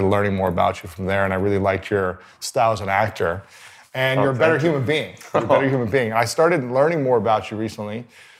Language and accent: English; Ohio, United States; growing up in Ohio